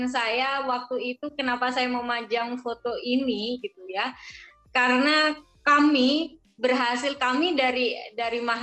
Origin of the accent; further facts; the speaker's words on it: Madura, East Java, Indonesia; ini sebenarnya hanya saya yang berasal dari Madura